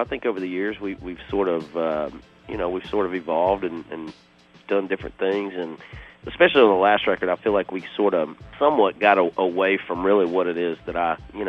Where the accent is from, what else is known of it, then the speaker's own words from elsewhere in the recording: Georgia, United States; moved away as an adult; I'm from Georgia.